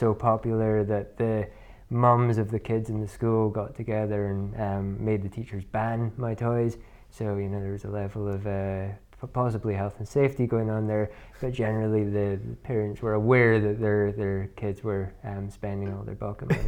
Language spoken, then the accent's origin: English; Inverness, Scotland, United Kingdom; I'm from Inverness, despite the accent. A lot of people think that I'm from America.